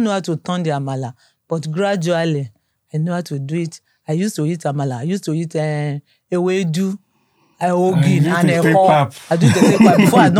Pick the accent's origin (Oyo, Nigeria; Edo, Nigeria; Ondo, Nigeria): Ondo, Nigeria; moved away; I'm from Ondo State.